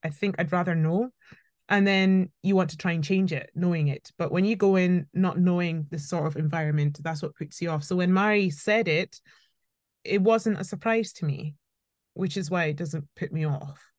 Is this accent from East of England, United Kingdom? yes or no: no; Scotland, United Kingdom; also born or lived in Birmingham; I schooled in, in, in Scotland